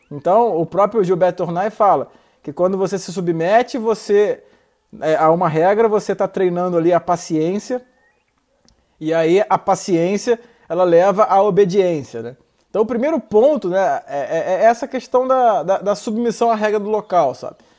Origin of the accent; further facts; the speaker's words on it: Rio de Janeiro, Brazil; eu sou carioca também